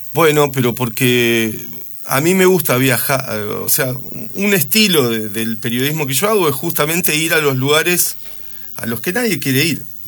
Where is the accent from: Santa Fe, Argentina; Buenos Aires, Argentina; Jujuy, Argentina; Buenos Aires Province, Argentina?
Santa Fe, Argentina; moved away as an adult; Yo soy nacido en Santa Fe